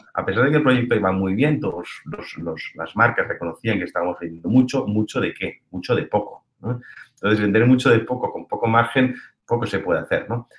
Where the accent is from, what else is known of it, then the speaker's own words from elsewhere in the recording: Sant Joan de Vilatorrada, Catalonia, Spain; yo soy de San Juan del Vallés